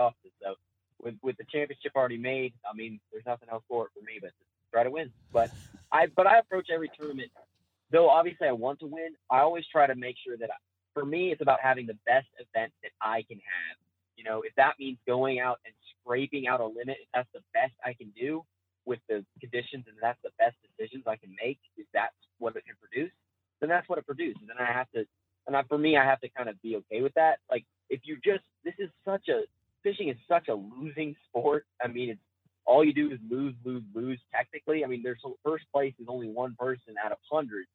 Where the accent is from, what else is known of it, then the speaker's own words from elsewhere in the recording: Lynchburg, Virginia, United States; I'm from Lynchburg, Virginia.